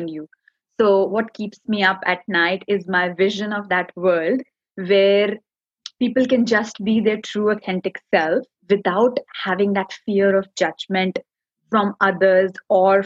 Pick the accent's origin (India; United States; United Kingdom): India; English is a second language; moved away as an adult; now in Australia; I do come from India. I was born and brought up there. You know, 32 years of my life I've spent there.